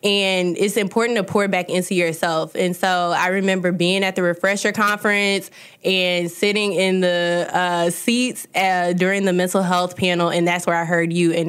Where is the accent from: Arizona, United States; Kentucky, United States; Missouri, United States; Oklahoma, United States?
Missouri, United States; St. Louis; also born or lived in Detroit, United States; Midwest love, since I'm from St. Louis in Detroit.